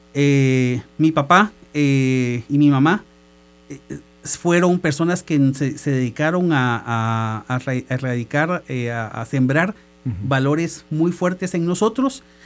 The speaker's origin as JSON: {"language": "Spanish", "country": "Guatemala", "moved": "as an adult", "lives_now": "El Salvador", "said": "Yo soy guatemalteco"}